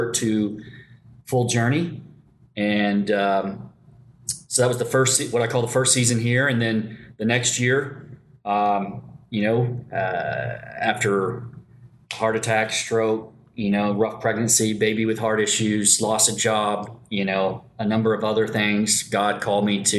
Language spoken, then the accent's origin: English; Paducah, Kentucky, United States; also born or lived in Tulsa, Oklahoma / Sapulpa, Oklahoma; I grew up in Paducah, Kentucky. I was born in Tulsa.